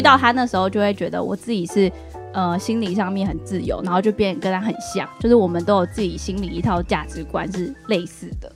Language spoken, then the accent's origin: Chinese; Keelung, Taiwan; 虽然是基隆人，但是我大学是读台艺大戏剧系